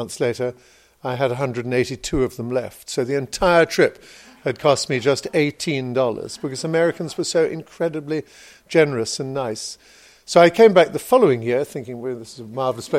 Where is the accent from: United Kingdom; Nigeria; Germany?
United Kingdom; England; I'm an English writer